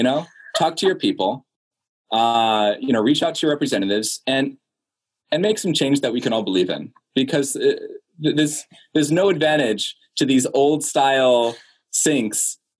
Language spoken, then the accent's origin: English; Belgium; I grew up across the pond from you in Belgium.